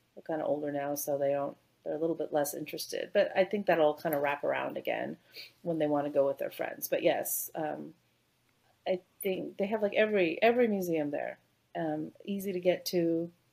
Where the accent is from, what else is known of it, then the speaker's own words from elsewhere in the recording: Bay Area, California, United States; moved away as an adult; also born or lived in Canada; now in Houston, United States; I grew up in the Bay Area, so uh, Silicon Valley, San Francisco